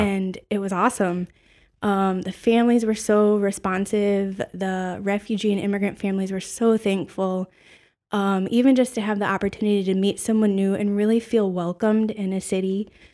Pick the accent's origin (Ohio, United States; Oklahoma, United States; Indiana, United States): Ohio, United States; Toledo; also born or lived in Pittsburgh; I am born and raised in Toledo, Ohio